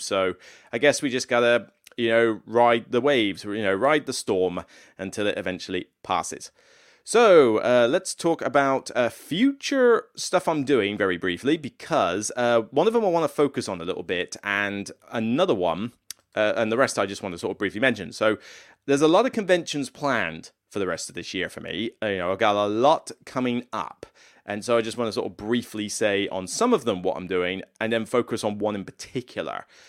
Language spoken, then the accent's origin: English; Taunton, South West England, United Kingdom; moved away; Holiday Inn in Taunton. So it's in my hometown